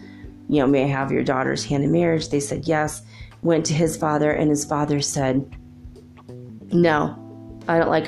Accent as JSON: {"language": "English", "town": "Los Angeles", "region": "California", "country": "United States", "tie": "born or raised there", "also_born_or_lived": "Minnesota", "moved": "yes", "said": "I grew up in Los Angeles"}